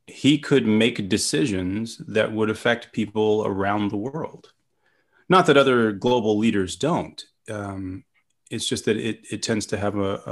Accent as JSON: {"language": "English", "region": "England", "country": "United Kingdom", "tie": "born or raised there", "moved": "yes", "lives_now": "Los Angeles, United States", "said": "I grew up in England in the 80s."}